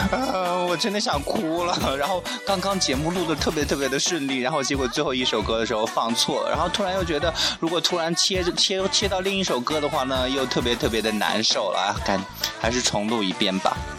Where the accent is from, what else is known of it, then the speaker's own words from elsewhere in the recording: Shanxi, China; first language Mandarin; moved away; also born or lived in Guangxi; 我是山西人嘛，然后真的我一句方言都不会说。